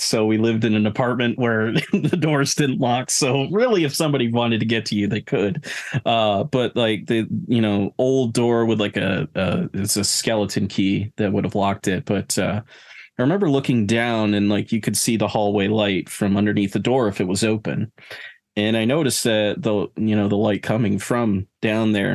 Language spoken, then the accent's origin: English; Saranac Lake, New York, United States; my hometown